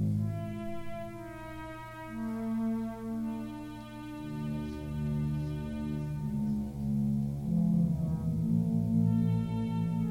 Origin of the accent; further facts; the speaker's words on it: Stanley, Kansas, United States; I grew up in Stanley, Kansas